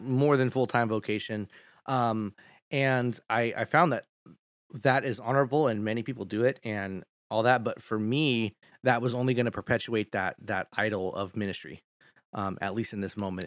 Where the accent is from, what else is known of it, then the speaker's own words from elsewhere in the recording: Sacramento, California, United States; I grew up here in Sacramento